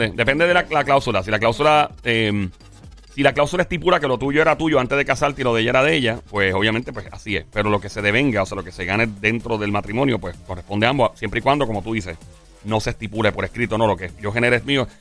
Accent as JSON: {"language": "Spanish", "country": "Puerto Rico"}